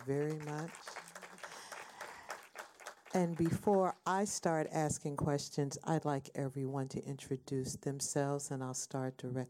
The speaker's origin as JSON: {"language": "English", "town": "Nashville", "region": "Tennessee", "country": "United States", "tie": "born or raised there", "moved": "yes", "lives_now": "Cleveland, United States", "said": "But secondly, I'm from Nashville, Tennessee, and as in the South Bronx, my historically black neighborhood is being redeveloped, and I'm seeing just everything that I grew up with being destroyed."}